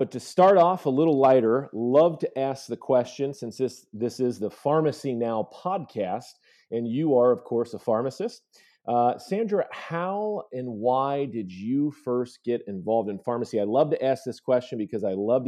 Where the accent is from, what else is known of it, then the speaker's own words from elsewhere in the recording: Ohio, United States; a young man growing up in Ohio